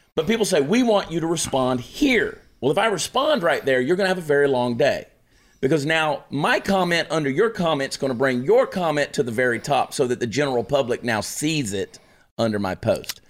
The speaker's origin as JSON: {"language": "English", "town": "Augusta", "region": "Georgia", "country": "United States", "tie": "born or raised there", "said": "the city of Augusta, Georgia, my hometown"}